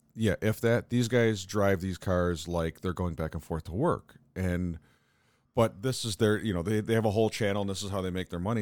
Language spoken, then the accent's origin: English; New York, United States; we as New Yorkers